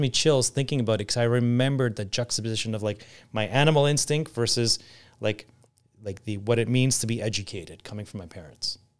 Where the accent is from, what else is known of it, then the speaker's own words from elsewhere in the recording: Canada; moved away as an adult; also born or lived in Greece; as a Canadian, Greek Canadian